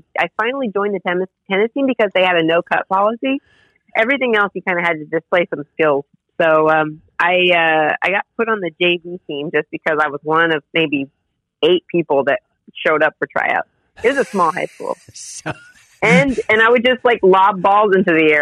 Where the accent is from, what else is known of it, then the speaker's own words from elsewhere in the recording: Indianapolis, Indiana, United States; now in New York City, United States; I'm from Indianapolis, Indiana, but I've been in New York long enough, like 15 years, that I call myself a New Yorker